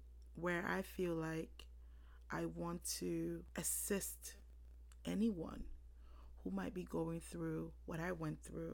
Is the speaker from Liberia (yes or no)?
yes; Monrovia, Liberia; I was born April 1989 in Monroeville, Liberia.